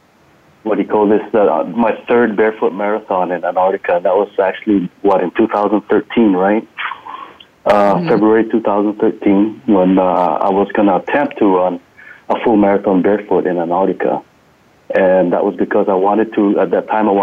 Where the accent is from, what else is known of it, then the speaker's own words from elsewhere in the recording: Guam; moved away as an adult; also born or lived in Leyte, Philippines; now in North Carolina, United States; I was actually born in the Philippines, in the province of Leyte. And I grew up in Guam. So I immigrated to Guam when I was 6 years old.